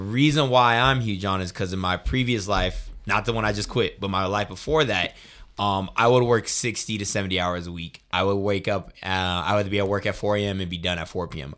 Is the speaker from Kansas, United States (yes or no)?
no; Colorado Springs, Colorado, United States; moved away as an adult; now in Denver, United States; I'm from the Springs as well